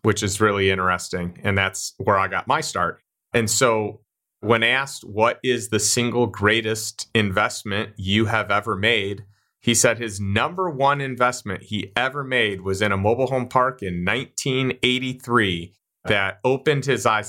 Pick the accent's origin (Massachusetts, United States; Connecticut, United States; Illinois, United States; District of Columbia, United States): Illinois, United States; Chicago; I grew up in Chicago